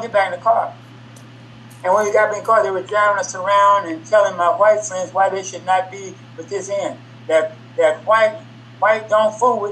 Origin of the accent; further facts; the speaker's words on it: Kansas City, Missouri, United States; also born or lived in Little Rock, Arkansas; as a black boy growing up in Kansas City